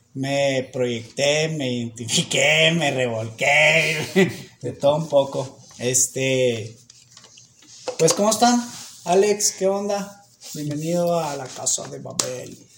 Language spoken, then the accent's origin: Spanish; Mexico